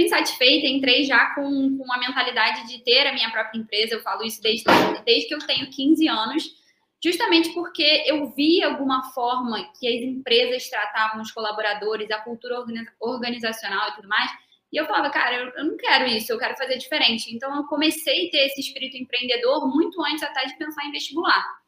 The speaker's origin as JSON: {"language": "Portuguese", "region": "Rio de Janeiro", "country": "Brazil", "moved": "as an adult", "lives_now": "São Paulo, Brazil", "said": "também vim do Rio"}